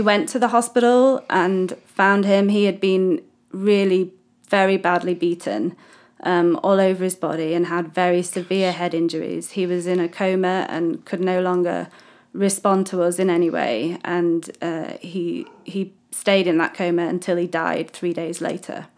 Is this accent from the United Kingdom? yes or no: yes; United Kingdom; moved away as an adult; now in Mozambique; I am British, first start, as you can tell by my wonderful accent